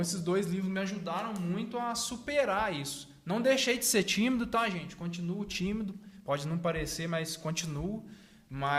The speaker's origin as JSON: {"language": "Portuguese", "town": "Três Pontas", "region": "Minas Gerais", "country": "Brazil", "said": "daqui de três pontas, assim, passamos por muitas dificuldades"}